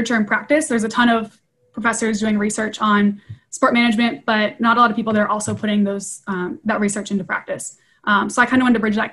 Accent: Ohio, United States; I was born and raised in Ohio

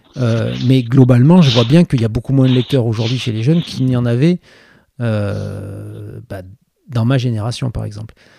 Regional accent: Bordeaux, Nouvelle-Aquitaine, France; also born or lived in Cadillac; j'ai grandi à Bordeaux, qui est quand même une grande ville, mais j'ai grandi jusqu'à mhm. l'âge de 7 ans

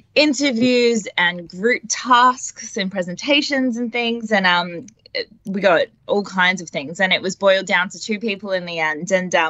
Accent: Warragul, Victoria, Australia; So I'm from Victoria in Gippsland. Oh, sorry, Warrigal in Gippsland, I should say. Little country girl.

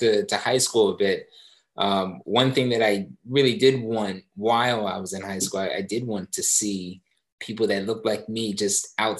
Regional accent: East Coast, United States; now in San Francisco, United States; So I never thought I would live in San Francisco. I'm from the East Coast.

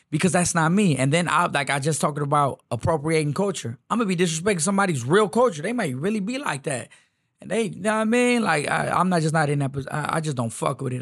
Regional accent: Houston, Texas, United States; I'm really from the Southeast

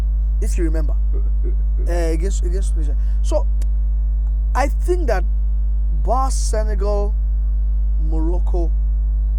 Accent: Nigeria; I'm Nigerian

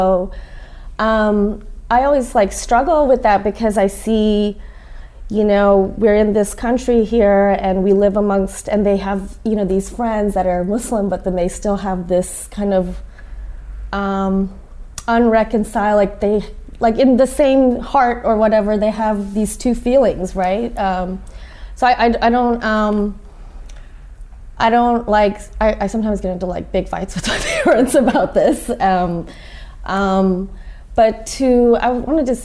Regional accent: Houston, Texas, United States; moved away as an adult; also born or lived in Austin, Texas; now in New York, United States; I'm from Houston. I was in Austin at the time

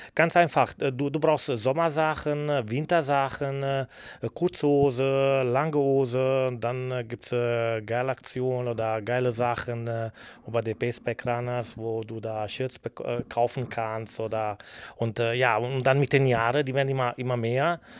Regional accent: Bari, Apulia, Italy; German is a second language; also born or lived in Kürten, Germany / Cologne, Germany; now in Schwerte, Germany; bei uns, ich komme aus Bari, Apulien in Süditalien

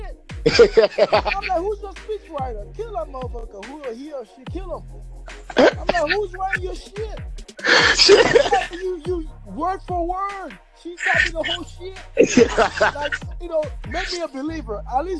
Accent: Haiti; I'm from Haiti.

